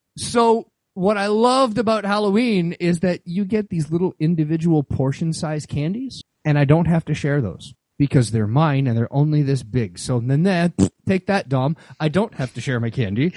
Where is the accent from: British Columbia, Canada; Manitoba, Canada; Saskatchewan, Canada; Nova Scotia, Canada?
Manitoba, Canada; Winnipeg; moved away; also born or lived in Northern Ontario; I grew up in the north, so I grew up in Manitoba and then after that grew up in Northern Ontario